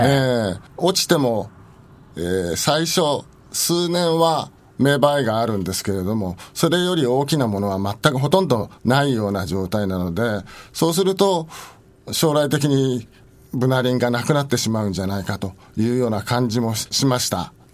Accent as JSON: {"language": "Japanese", "town": "Nakano", "region": "Tokyo", "country": "Japan", "tie": "born or raised there", "said": "私は中野区の鷺宮というところで生まれ育ったものですけれども"}